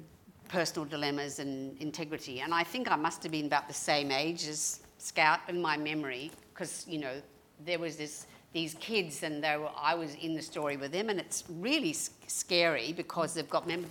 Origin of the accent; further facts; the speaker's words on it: Melbourne, Victoria, Australia; moved away as an adult; also born or lived in United States; I grew up in Mitcham.